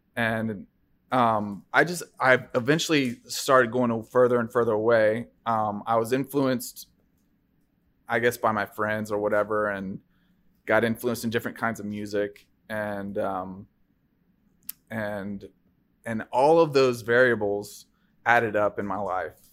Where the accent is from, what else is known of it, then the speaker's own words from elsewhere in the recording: Bellevue, Tennessee, United States; also born or lived in Fairview, Tennessee; we moved from Fairview, um, in, you know, outside of Nashville to Bellevue, um, when I was in sixth grade